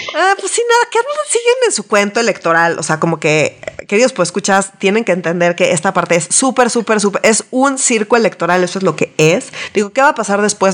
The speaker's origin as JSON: {"language": "Spanish", "country": "Mexico"}